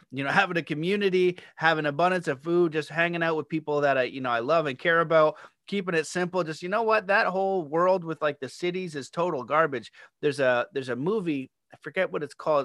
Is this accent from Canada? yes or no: yes; Canada; I'm Canadian